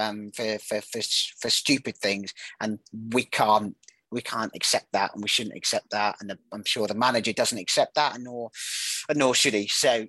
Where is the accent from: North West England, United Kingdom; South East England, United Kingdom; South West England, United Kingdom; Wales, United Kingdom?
South West England, United Kingdom; Yeovil; also born or lived in Aldershot; I was born in Aldershot. I lived there for 4 years, and then I moved to Yeovil.